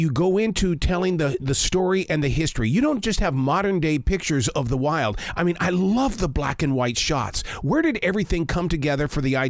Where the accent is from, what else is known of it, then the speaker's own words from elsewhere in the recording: Billings, Montana, United States; moved away; also born or lived in Pacific Northwest; I grew up in Billings, Montana, where we had the sandstone cliffs. They called them the rims.